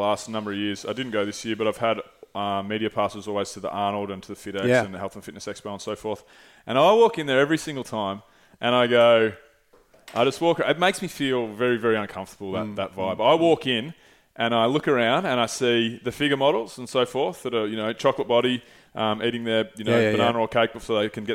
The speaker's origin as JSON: {"language": "English", "area": "Mornington Peninsula", "region": "Victoria", "country": "Australia", "tie": "born or raised there", "said": "I grew up on the Moines Peninsula"}